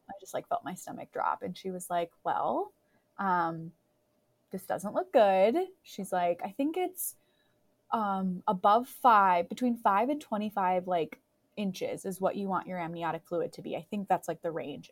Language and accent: English; Crookston, Minnesota, United States; moved away; my hometown of Crookston